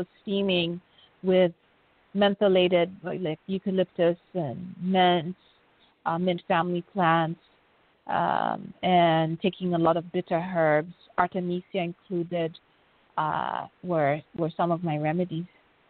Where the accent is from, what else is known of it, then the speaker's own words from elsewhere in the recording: Kenya; you're from Kenya.